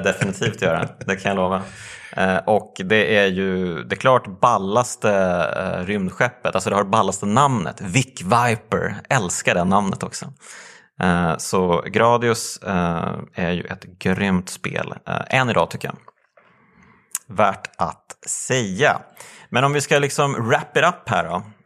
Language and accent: Swedish; Motala, Östergötland, Sweden; jag är ju uppvuxen i Motala